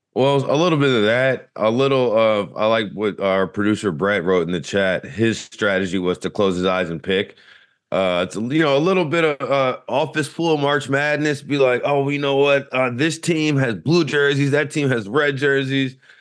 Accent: Louisiana, United States; growing up in Louisiana

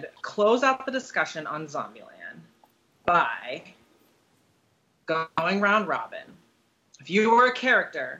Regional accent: Pittsburgh, Pennsylvania, United States; now in Washington, D.C., United States; I grew up outside of Pittsburgh

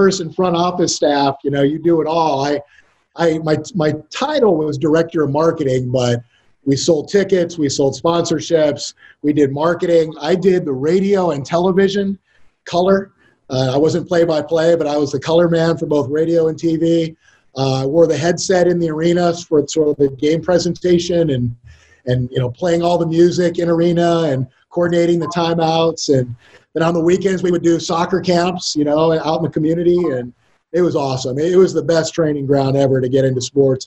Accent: Hawaii, United States; moved away as an adult; now in Dallas, United States; I was raised in Hawaii, which is unusual. Didn't really spend a lot of time on the mainland

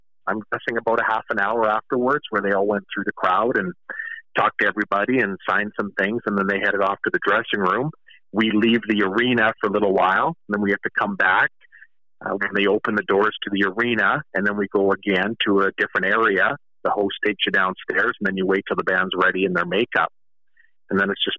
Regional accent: Kamloops, British Columbia, Canada; here in my hometown of Kamloops

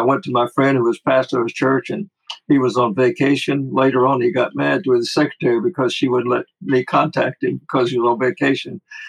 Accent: Sumter, South Carolina, United States; He came down to Sumter one time, which is my hometown in South Carolina.

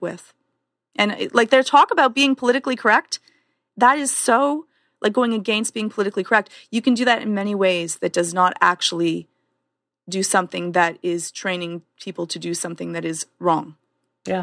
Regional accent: Canada; I'm Canadian

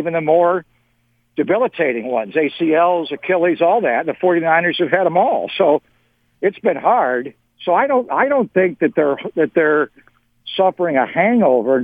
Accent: Buffalo, New York, United States; I grew up in Buffalo

